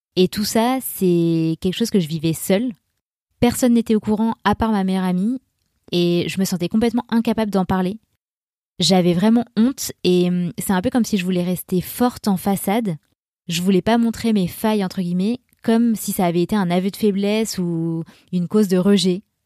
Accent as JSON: {"language": "French", "town": "Grenoble", "region": "Auvergne-Rhône-Alpes", "country": "France", "lives_now": "Annecy, France", "said": "je viens de Grenoble et je vis à Annecy"}